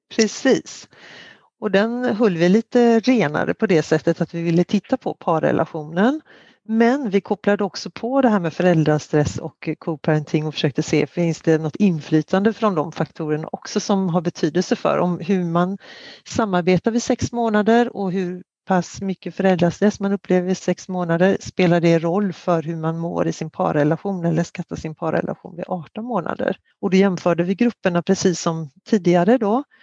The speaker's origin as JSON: {"language": "Swedish", "country": "Sweden", "said": "som svensk"}